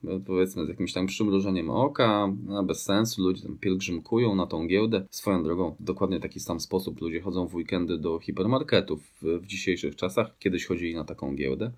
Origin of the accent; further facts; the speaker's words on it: Grudziądz, Kuyavian-Pomeranian Voivodeship, Poland; Pochodzę z Grudziądza, takie piękne miasto nad Wisłą